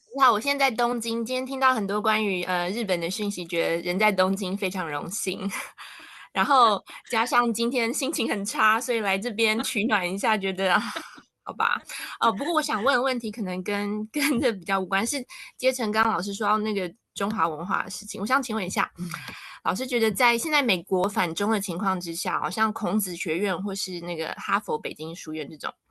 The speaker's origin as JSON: {"language": "Chinese", "country": "Taiwan", "first_language": "Taiwanese Mandarin", "moved": "yes", "lives_now": "Japan", "said": "我们的母语是台湾华语"}